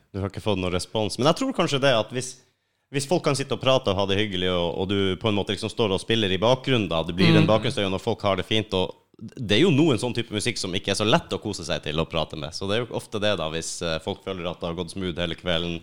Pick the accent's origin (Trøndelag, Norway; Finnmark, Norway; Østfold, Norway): Finnmark, Norway; Lakselv; moved away; Helt oppi Finnmark